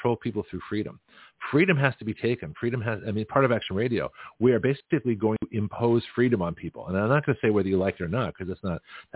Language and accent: English; Toronto, Ontario, Canada; now in United States; being from Toronto